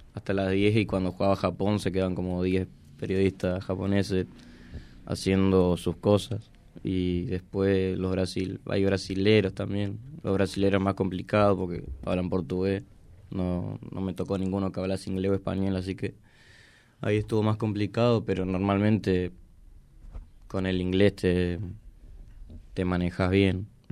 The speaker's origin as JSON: {"language": "Spanish", "country": "Argentina"}